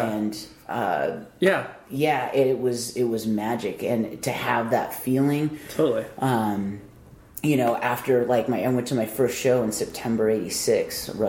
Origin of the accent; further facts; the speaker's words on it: San Diego, California, United States; San Diego, yeah, born okay. and raised here.